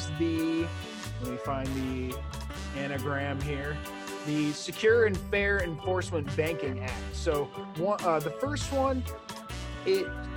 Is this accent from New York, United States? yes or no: yes; New York, United States; I'm from New York